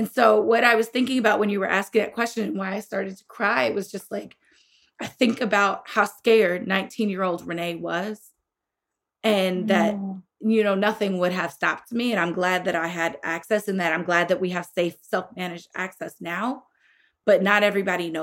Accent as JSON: {"language": "English", "region": "Illinois", "country": "United States", "tie": "born or raised there", "said": "my home state of Illinois"}